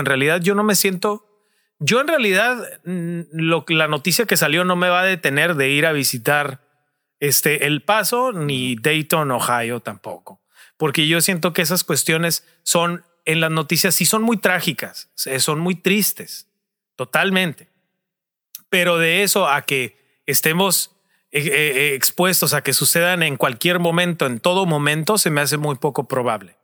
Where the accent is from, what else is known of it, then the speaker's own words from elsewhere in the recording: Tijuana, Baja California, Mexico; nosotros somos Tijuana, estamos en Tijuana